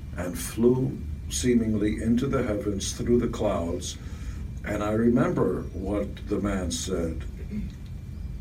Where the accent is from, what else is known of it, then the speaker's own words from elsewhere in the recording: Israel; English is a second language; now in United States; I was born in Israel